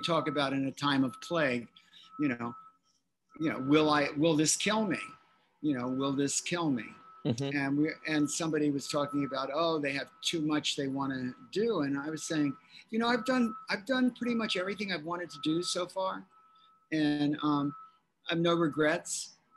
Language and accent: English; Philadelphia, Pennsylvania, United States; moved away; I'm from Philly